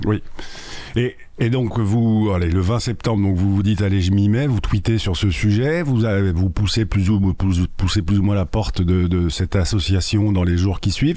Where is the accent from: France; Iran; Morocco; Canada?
France; Sainte-Foy-lès-Lyon, Auvergne-Rhône-Alpes; j'ai grandi à Lyon et le vélo, euh, enfin à Sainte-Foy-les-Lyon